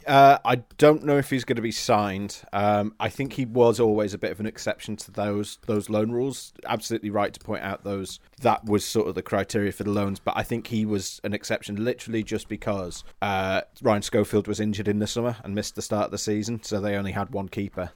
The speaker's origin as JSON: {"language": "English", "town": "Warrington", "region": "North West England", "country": "United Kingdom", "also_born_or_lived": "Leeds", "moved": "as an adult", "lives_now": "Normanton, United Kingdom", "said": "I'm from Warrington originally. I came to Leeds from, uh, for, for uni"}